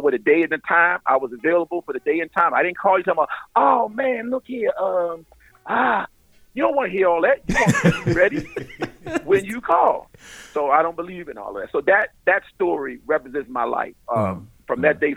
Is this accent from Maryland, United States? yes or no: yes; Baltimore, Maryland, United States; moved away as an adult; also born or lived in Arlington, Texas / Dallas, Texas; I grew up in Baltimore